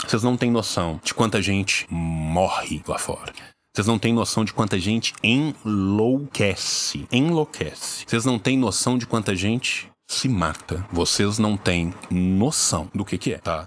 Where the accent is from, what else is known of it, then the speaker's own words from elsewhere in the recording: Minas Gerais, Brazil; Eu sou de Minas